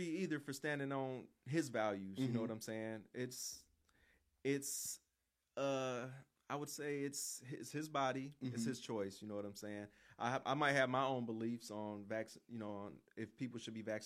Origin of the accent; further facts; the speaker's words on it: Racine, Wisconsin, United States; I grew up in Racine. On the south side of Racine